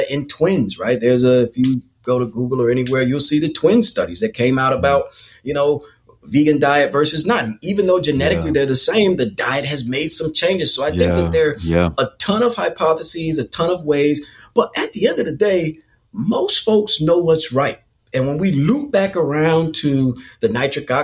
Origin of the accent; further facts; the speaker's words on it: North Carolina, United States; I'm from North Carolina